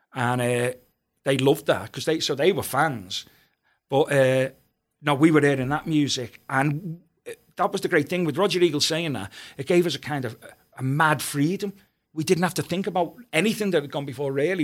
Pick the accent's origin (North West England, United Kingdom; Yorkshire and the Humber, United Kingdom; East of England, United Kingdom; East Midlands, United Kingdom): North West England, United Kingdom; Liverpool; I came from Walton, and it's quite it was quite a hard area, you know, where I grew up